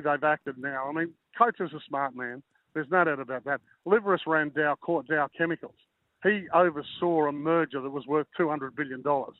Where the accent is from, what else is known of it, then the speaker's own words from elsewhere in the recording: Queensland, Australia; as a Queenslander